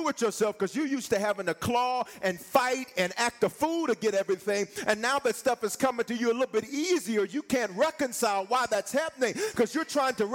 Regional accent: the South, United States; I'm from the South

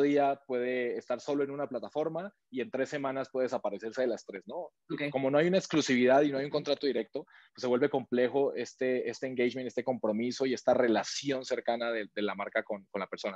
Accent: Colombia; moved away as an adult; now in Mexico; yo soy de Colombia, yo llevo siete años y medio aquí en México

